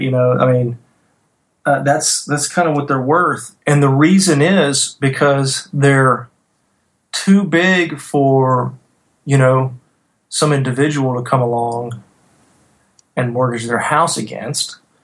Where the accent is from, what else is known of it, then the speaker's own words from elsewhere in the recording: North Louisiana, United States; moved away; I'm from North Louisiana, small town banker